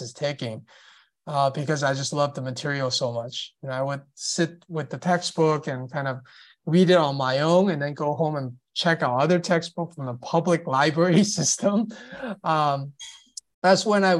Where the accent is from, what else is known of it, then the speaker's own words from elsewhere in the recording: Los Angeles, California, United States; I grew up in Los Angeles